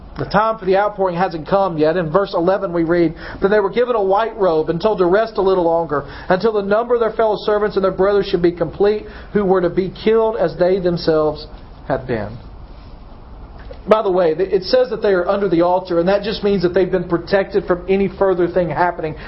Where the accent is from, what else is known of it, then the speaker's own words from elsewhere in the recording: United States; as American